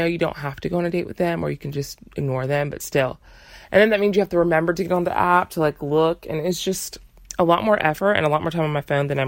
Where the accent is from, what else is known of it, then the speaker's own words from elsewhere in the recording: United States; my parents are from Uganda, but I was born and raised in America